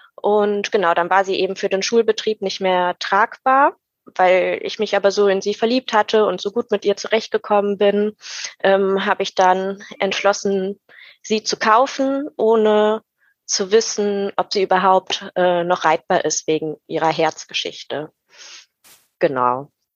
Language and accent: German; Rhein-Sieg district, near Cologne-Bonn, North Rhine-Westphalia, Germany; ich komme aus dem Rhein-Sieg-Kreis in der Nähe von Köln-Bonn